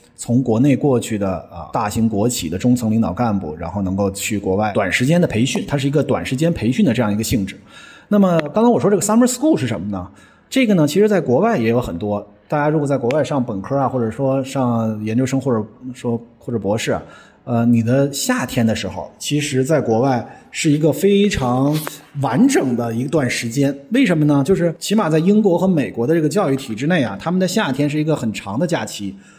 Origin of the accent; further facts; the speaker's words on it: China; 我们中国人